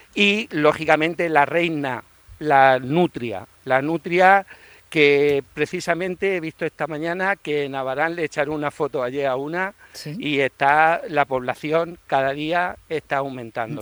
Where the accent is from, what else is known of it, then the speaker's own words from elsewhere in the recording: Cieza, Region of Murcia, Spain; yo de pequeñico, como ciezano